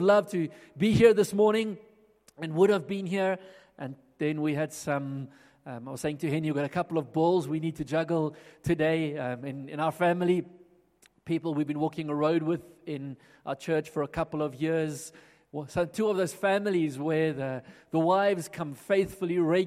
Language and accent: English; Johannesburg, Gauteng, South Africa; now in Pretoria, South Africa; I grew up in Johannesburg, and back when Johannesburg looked very different to how it looks now, and was at school here, primary schools, high schools